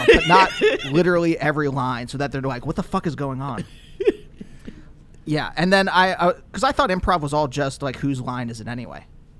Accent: Reading, Pennsylvania, United States; born or raised there; moved away

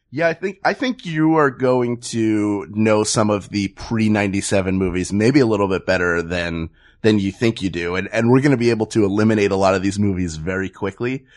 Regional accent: Philadelphia, Pennsylvania, United States; now in Los Angeles, United States; I'm from Philadelphia and live in Los Angeles

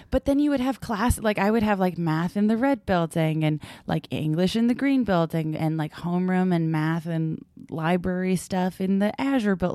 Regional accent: Brockton, Massachusetts, United States; I went to high school and I grew up in Brockton, Massachusetts.

